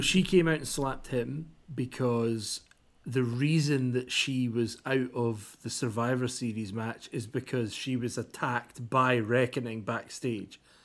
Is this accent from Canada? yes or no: no; Kirkcaldy, Scotland, United Kingdom; It's a little place in Fife called Kirkcaldy." And I was like, "Yeah, that's where I'm from."